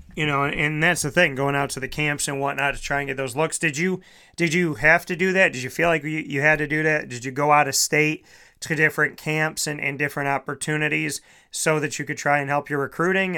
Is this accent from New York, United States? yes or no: yes; Syracuse, New York, United States; also born or lived in Scranton, Pennsylvania / Florida; I was born and raised in Syracuse